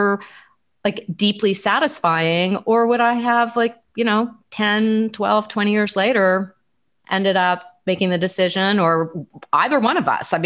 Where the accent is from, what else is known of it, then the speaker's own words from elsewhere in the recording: Southern California, United States; moved away as an adult; also born or lived in Los Angeles / Washington, D.C.; I grew up in Southern California.